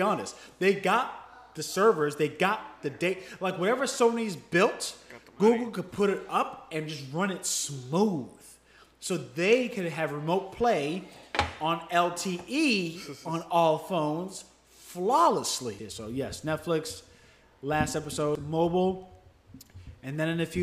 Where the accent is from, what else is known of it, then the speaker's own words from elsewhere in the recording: United States; Me as an American